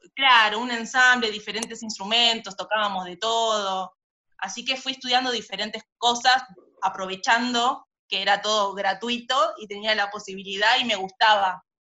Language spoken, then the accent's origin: Spanish; Banfield, Buenos Aires Province, Argentina; yo soy de Banfield